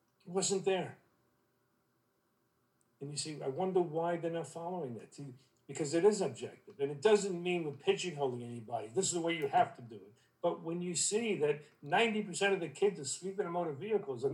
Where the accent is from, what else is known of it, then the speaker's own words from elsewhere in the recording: New York City, New York, United States; moved away as an adult; also born or lived in Vermont; I'm from Brooklyn, I was in Vermont for a long time.